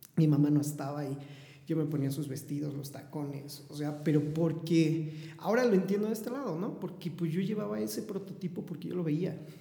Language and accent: Spanish; Puebla, Mexico; Soy de la ciudad de Puebla, eh, eh, orgullosamente poblano